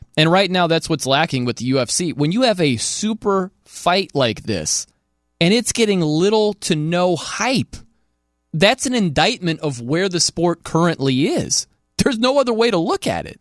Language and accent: English; South Bend, Indiana, United States; I'm from South Bend, Indiana.